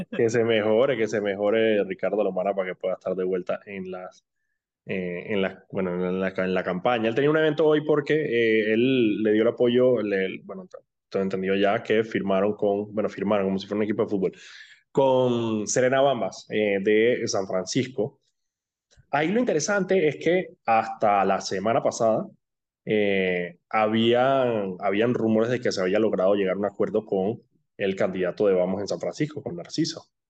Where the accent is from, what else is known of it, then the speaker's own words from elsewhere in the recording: Colombia; now in Panama; con las que yo crecí de niño en Colombia